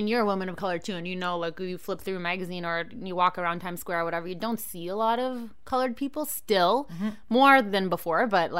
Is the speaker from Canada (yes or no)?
yes; Canada; I'm too Canadian for that shit.